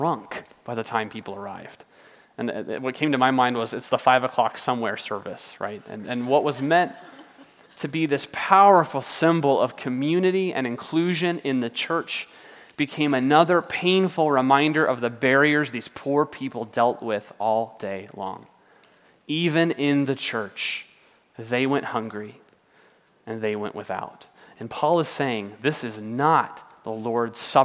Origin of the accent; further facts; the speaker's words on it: United States; we're American